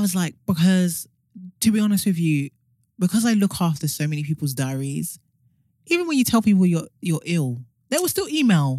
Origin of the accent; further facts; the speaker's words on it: Nigeria; even as a Nigerian